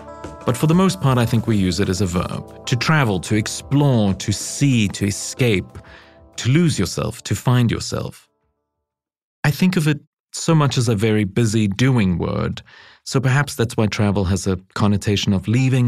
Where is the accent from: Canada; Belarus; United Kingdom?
United Kingdom; London; now in New York, United States; my hometown and for experiencing home almost as a tourist actually started for me as a young boy, right in London